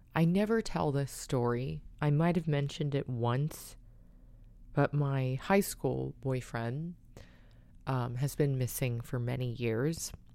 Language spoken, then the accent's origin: English; San Diego, California, United States; San Diego's shelters, my hometown